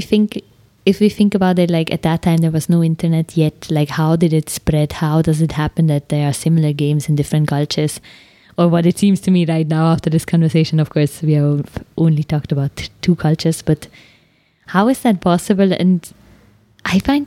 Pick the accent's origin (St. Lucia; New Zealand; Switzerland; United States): Switzerland; accent: Swiss German; first language Swiss German; English is a second language; now in India; my native tongue, Swiss German